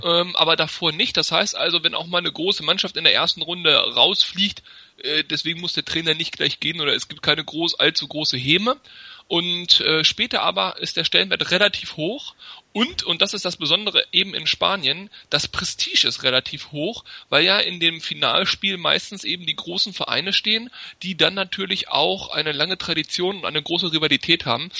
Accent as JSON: {"language": "German", "town": "Hanover", "region": "Lower Saxony", "country": "Germany", "tie": "born or raised there", "said": "Also, ich bin gebürtiger Hannoveraner"}